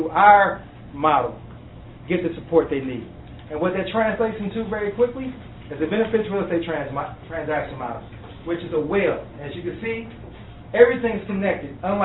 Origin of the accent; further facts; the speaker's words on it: Takoma Park, Maryland, United States; I'm from the Tacoma Park community